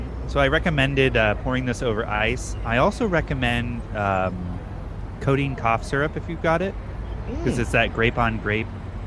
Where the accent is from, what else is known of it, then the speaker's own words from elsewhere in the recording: California, United States; Oh, well, since I'm from the North Bay, it's 707.